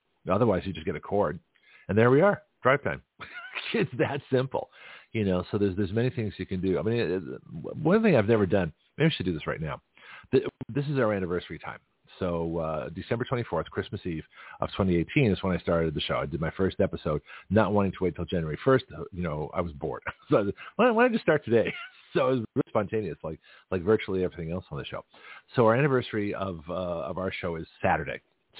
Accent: San Francisco, California, United States; now in Milton, United States; So here I am from San Francisco.

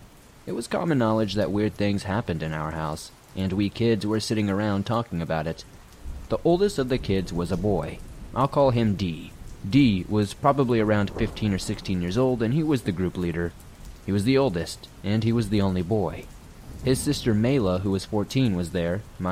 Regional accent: Mississippi, United States; I'm from North Mississippi.

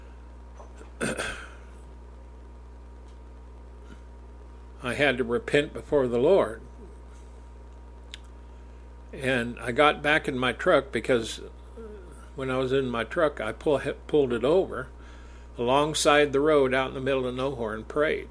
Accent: United States; I'm an American

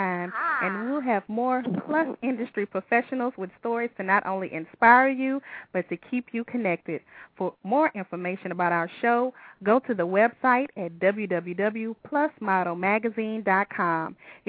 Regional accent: the South, United States; I'm from the South. So, you know, skinny ain't the thing in the South.

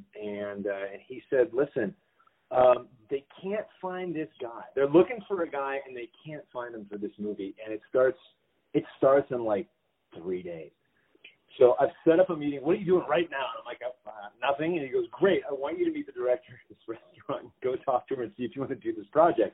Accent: Los Angeles, California, United States; I was born and raised in Los Angeles. I'm a California native

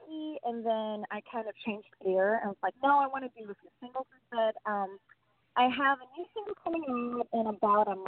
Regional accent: Sweden; moved away as an adult; now in Los Angeles, United States; I was born and raised in Sweden

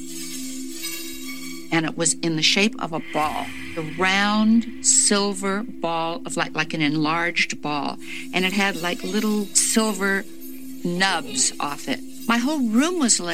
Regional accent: Tacoma, Washington, United States; I grew up in Tacoma, Washington, with my mom and dad.

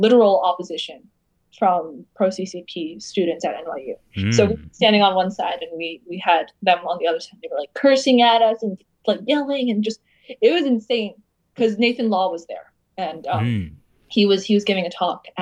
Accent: United States; growing up in the United States

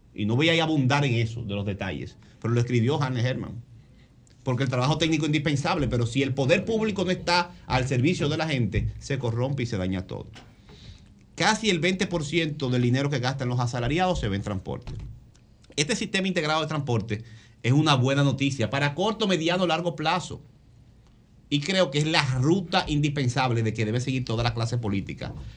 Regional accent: San Isidro, Distrito Nacional, Dominican Republic; de San Isidro el Bonito, de donde yo soy

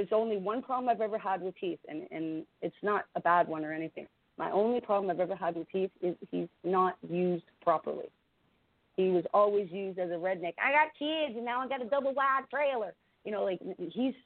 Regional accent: Canada; I'm Canadian.

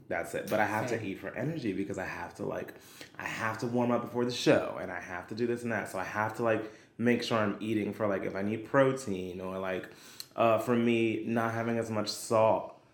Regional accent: New York City, New York, United States; I am a singer, actor, dancer who was born and raised in Brooklyn, New York

